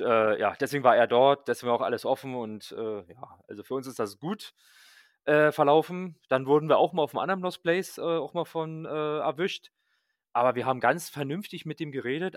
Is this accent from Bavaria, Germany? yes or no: no; Berlin, Germany; als äh, Berliner